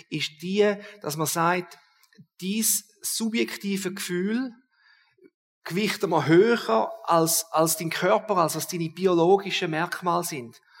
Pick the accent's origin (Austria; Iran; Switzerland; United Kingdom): Switzerland; Das ist noch nicht so häufig bei uns in der Schweiz